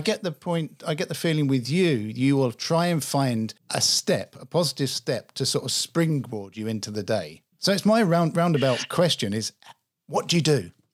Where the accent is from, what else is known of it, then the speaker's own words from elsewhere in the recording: England, United Kingdom; accent: English; I'm English. I grew up in England